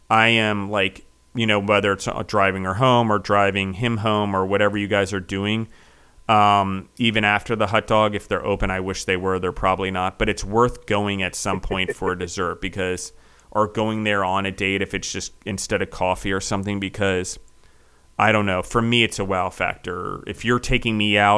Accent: East Coast, United States; now in Nashville, United States; I grew up on the East Coast

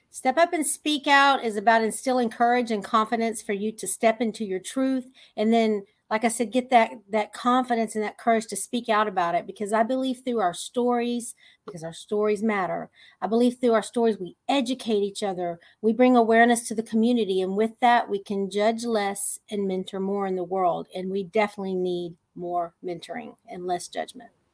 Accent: Texas, United States; I'm just a simple little country girl from Texas

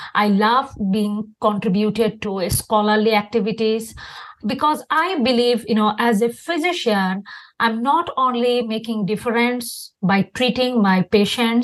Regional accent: Bangladesh; English is a second language; moved away as an adult; now in United States; I'm originally from Bangladesh.

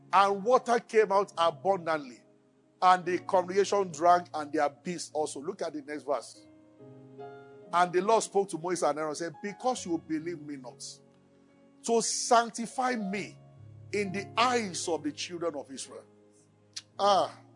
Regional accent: Abeokuta, Ogun State, Nigeria; moved away as an adult; also born or lived in Kaduna; I grew up in Abeokuta

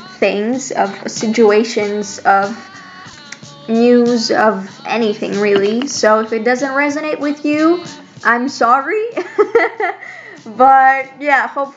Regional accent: Greece; I'm from Greece

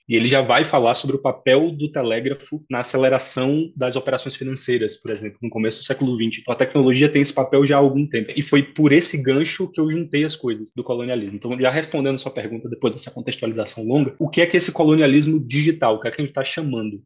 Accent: Salvador, Bahia, Brazil; now in São Paulo, Brazil; eu sou soteropolitano de nascimento

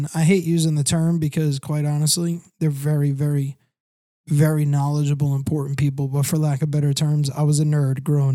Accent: Long Island, New York, United States; moved away as an adult; I'm from the lower part of New York, Long Island area

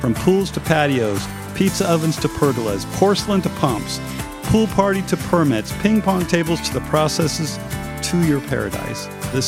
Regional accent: Idaho, United States; now in North Texas, United States; I'm from Idaho.

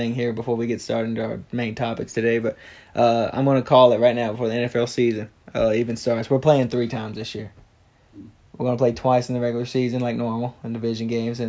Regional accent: Mississippi, United States; now in Montana, United States; we're both in Montana now. I'm from Mississippi originally, so you'll hear an accent compared to what Ben has.

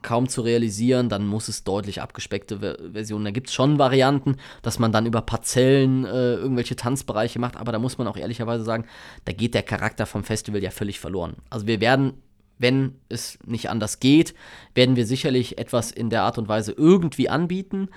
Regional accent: Bonn, North Rhine-Westphalia, Germany; bin nicht weit von hier aufgewachsen, wo wir gerade sind. Ähm, in, in Plittersdorf, ja, als, als Kind zur Schule gegangen, später dann in, in Godesberg äh, und ja, hab, bin eigentlich ein Bönsche Jung durch und durch

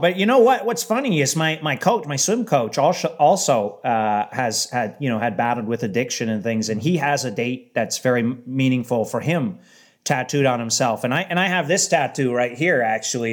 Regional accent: Windsor, Ontario, Canada; where I'm from in Windsor

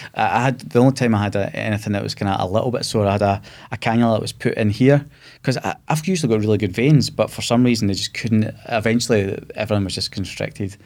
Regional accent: Scotland, United Kingdom; being Scottish

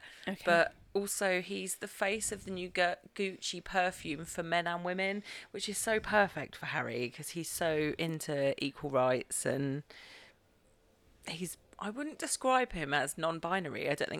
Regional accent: United Kingdom; We're so British

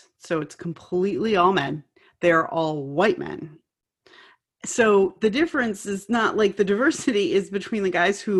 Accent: Connecticut, United States; I come from Connecticut, which is next to Rhode Island.

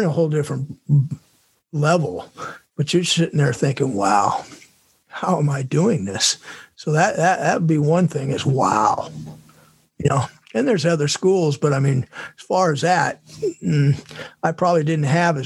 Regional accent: California, United States; moved away; my hometown's there

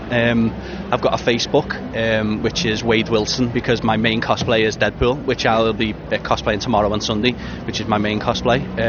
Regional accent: Liverpool, North West England, United Kingdom; It doesn't matter how good Liverpool will be, it'll always be my hometown

